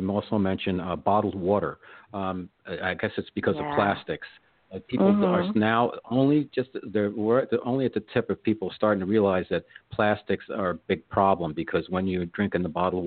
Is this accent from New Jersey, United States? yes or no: yes; River Edge, New Jersey, United States; I grew up in Bergen County, New Jersey, River Edge